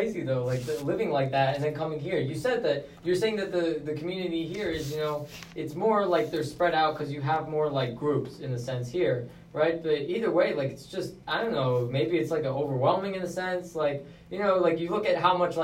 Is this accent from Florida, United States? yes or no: yes; Florida, United States; moved away; I'm from Florida too